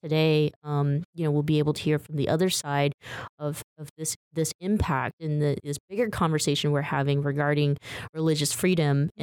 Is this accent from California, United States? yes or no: yes; San Francisco, California, United States; I grew up in San Francisco. I actually came here um, with my parents and my well, my family um, when I was like eight.